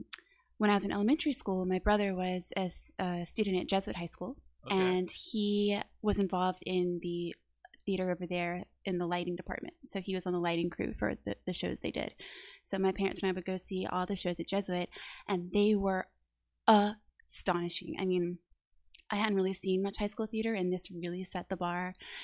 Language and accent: English; New Orleans, Louisiana, United States; I am from New Orleans, born and raised.